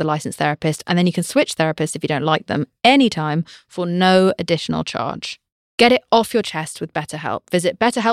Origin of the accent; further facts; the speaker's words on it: United Kingdom; I'm British